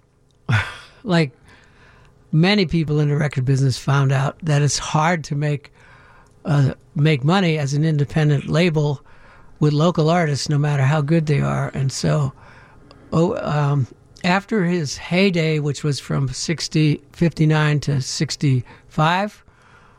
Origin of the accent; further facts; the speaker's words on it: Pittsburgh, Pennsylvania, United States; now in Chicago, United States; I was from Pittsburgh